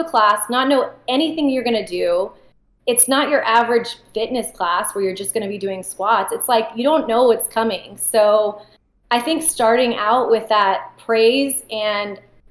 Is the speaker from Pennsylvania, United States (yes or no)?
no; Austin, Texas, United States; my parents are both from Iran. I was born here in Austin